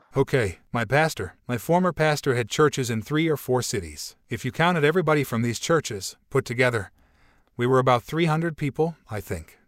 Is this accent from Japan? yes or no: no; Brazil; English is a second language; I was from Brazil